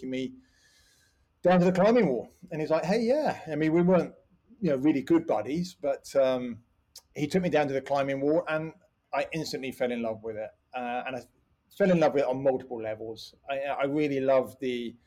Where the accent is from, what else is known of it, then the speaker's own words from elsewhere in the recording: Slough, South East England, United Kingdom; now in Cotswolds, United Kingdom; that is where I was born. I grew up just up the road. And although I lived inside the M25